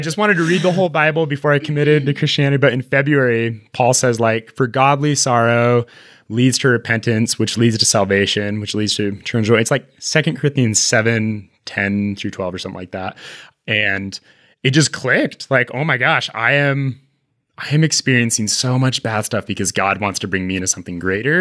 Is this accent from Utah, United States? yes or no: yes; Utah, United States; We're both from Utah.